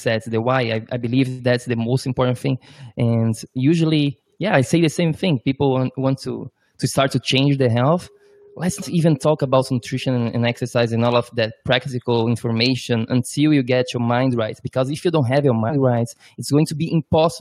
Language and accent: English; Brazil; now in New York, United States; I'm from Brazil